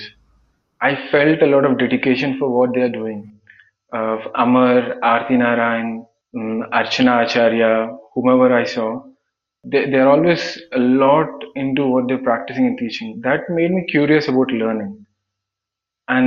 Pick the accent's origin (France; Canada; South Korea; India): India; Andhra Pradesh; moved away as an adult; now in Bangalore, India; I'm from Andhra Pradesh.